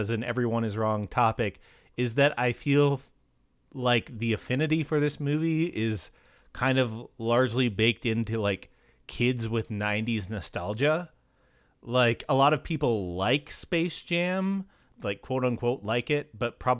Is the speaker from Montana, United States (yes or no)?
yes; Montana, United States; growing up in Montana